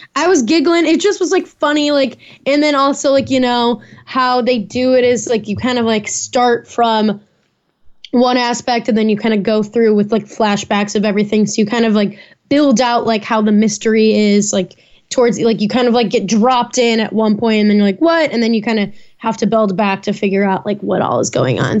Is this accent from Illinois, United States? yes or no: yes; Chicago and Naperville, Illinois, United States; that's my hometown